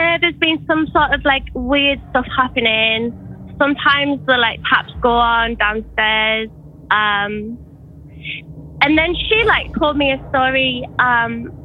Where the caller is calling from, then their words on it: New Zealand; I'm calling from New Zealand